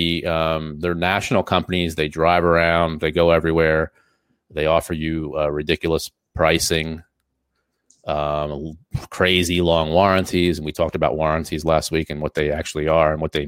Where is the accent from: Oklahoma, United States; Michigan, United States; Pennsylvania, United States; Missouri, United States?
Pennsylvania, United States; Easton; we're from Easton